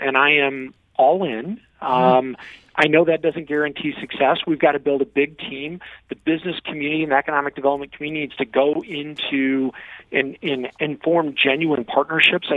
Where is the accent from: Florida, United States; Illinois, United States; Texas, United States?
Illinois, United States; Granite City; I grew up in Granite City, Illinois, in the Metro East